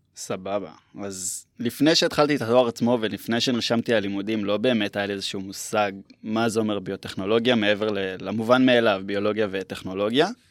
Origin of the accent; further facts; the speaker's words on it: Herzliya, Tel Aviv District, Israel; moved away as an adult; now in Metula, Israel; במקור אני מהרצליה